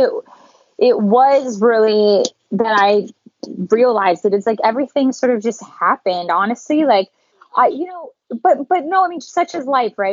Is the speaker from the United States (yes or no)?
no; Calgary, Alberta, Canada; moved away as an adult; I'm from Calgary, Canada